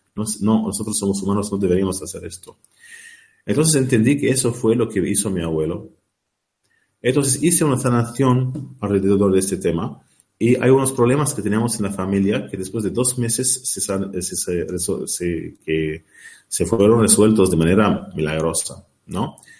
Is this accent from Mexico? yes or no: no; Lebanon; now in Ireland; al Líbano, de donde yo vengo